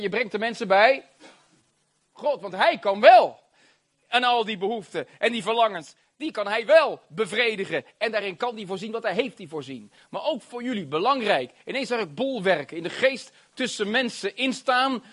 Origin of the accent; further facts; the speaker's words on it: Rotterdam, South Holland, Netherlands; Ik ben een Rotterdammer.